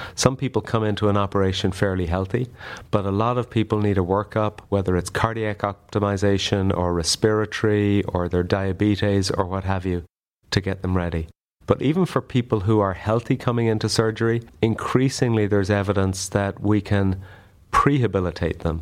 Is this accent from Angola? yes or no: no; Ireland; moved away as an adult; now in United States; I'm an Irish colorectal surgeon who came to the U S for a year, about twenty years ago, and I, I'm still here.